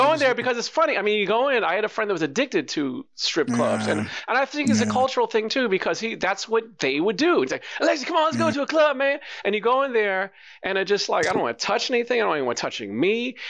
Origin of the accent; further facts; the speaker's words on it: New York, United States; But I'm from New York.